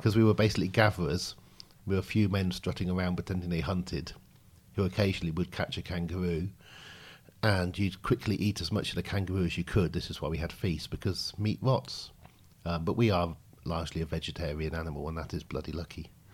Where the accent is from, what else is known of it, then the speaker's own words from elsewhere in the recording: Oxfordshire, South East England, United Kingdom; I grew up in Oxfordshire.